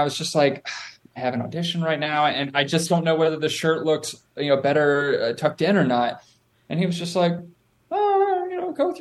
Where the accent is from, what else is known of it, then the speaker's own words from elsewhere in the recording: Durham, North Carolina, United States; moved away as an adult; also born or lived in Ohio / New York; I was born in North Carolina